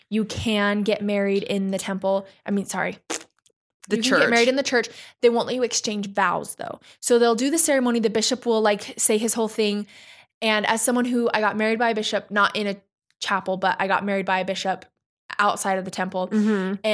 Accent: New Mexico, United States; I grew up in New Mexico.

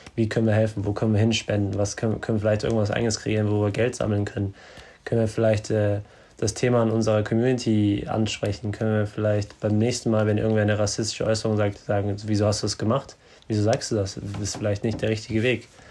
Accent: Germany; bei uns in Deutschland

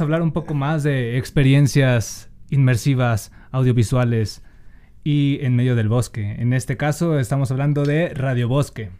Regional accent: Monterrey, Nuevo León, Mexico; accent: regio; moved away; No sé si han notado en mi acento, pero hablo medio regio

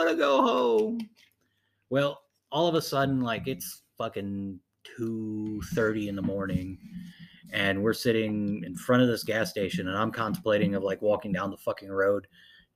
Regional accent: Ohio, United States; we're morons from Ohio

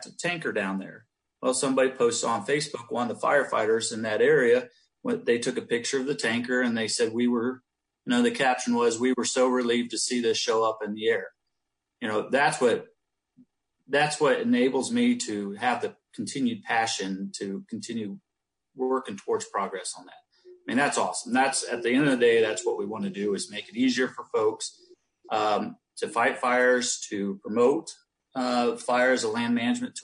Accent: Ohio, United States; moved away; I'm from Ohio and, it was more of an urban setting for me growing up

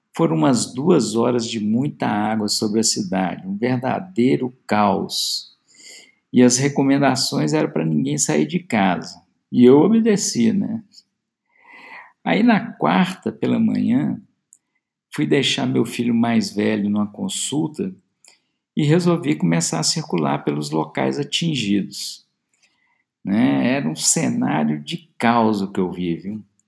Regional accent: Belo Horizonte, Minas Gerais, Brazil; sou de Belo Horizonte, BH, como dizemos aqui

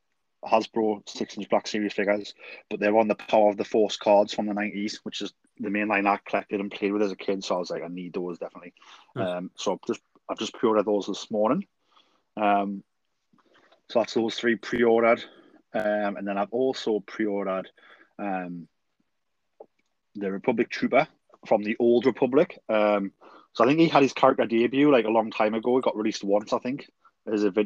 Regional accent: Geordie, North East England, United Kingdom; I'm the Geordie

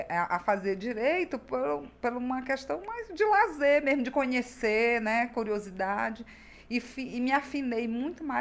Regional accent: Rio Branco, Acre, Brazil; Acriana, formada pela, pela Universidade Federal do Acre. Nasceu em Rio Branco mesmo? Nasci em Rio Branco.

